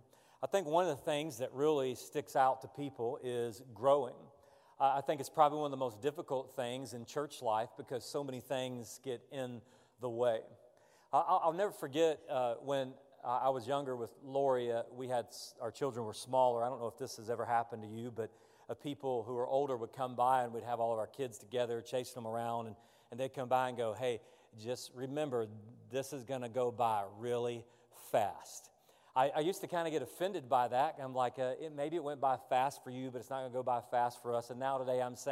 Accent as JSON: {"language": "English", "region": "the South", "country": "United States", "tie": "born or raised there", "said": "I grew up in the South. All my relatives are from Georgia, the Athens and Atlanta area."}